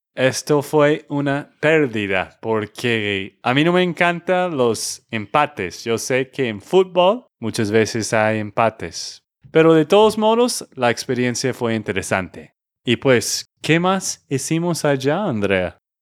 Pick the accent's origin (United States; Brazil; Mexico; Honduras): United States; Texas; de Texas, Estados Unidos